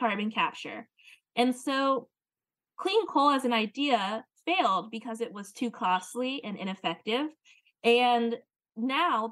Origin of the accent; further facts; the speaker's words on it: Louisiana, United States; In my home state of Louisiana